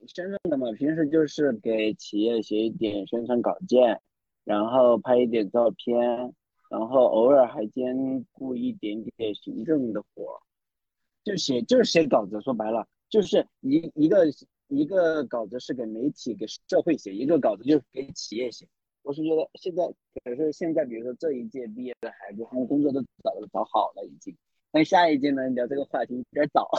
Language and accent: Chinese; Chongqing, China; also born or lived in Beijing; now in Chengdu, China; 我是重庆人